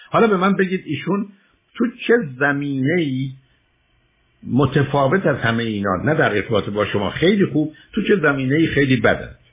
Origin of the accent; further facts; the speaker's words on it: Iran; now in United States; ما ها که در ایران بزرگ شدیم وقتی اومدیم امریکا و زبان انگلیسی رو امریکا یاد گرفتیم